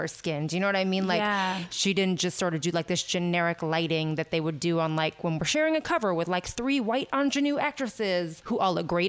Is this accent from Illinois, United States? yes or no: no; San Francisco, California, United States; I grew up in San Francisco